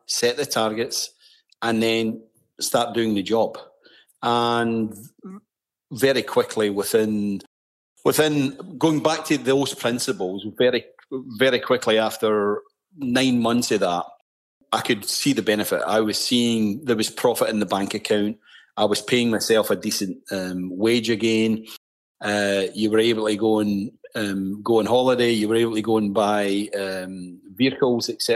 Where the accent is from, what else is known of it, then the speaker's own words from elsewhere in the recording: Scotland, United Kingdom; accent: Scottish; moved away as an adult; now in Canada; in God's country, Scotland, they talk their own dialect just to be different from the rest of the UK